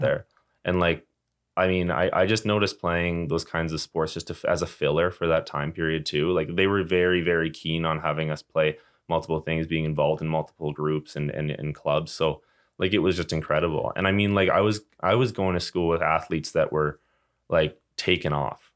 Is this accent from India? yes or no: no; Calgary, Alberta, Canada; I came from Calgary